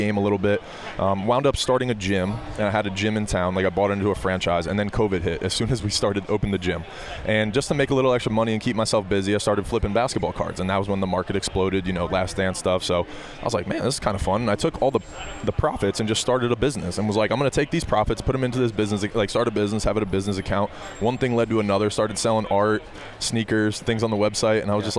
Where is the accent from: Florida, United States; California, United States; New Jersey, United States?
New Jersey, United States; moved away; but I'm from New Jersey originally.